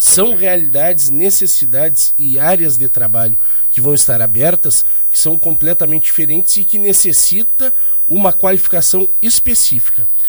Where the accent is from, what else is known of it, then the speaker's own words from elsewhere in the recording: Canguçu, Rio Grande do Sul, Brazil; eu sou natural de Canguçu